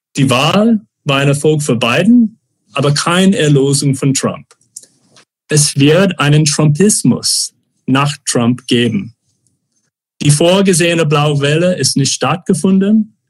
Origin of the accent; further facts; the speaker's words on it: Arizona, United States; German is a second language; moved away; meinem Heimat Arizona